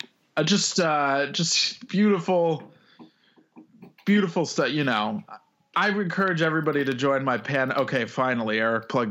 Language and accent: English; Vancouver, Washington, United States; also born or lived in Olympia, Washington; I'm from Vancouver, Washington, I'm a bit of a pan-Northwesterner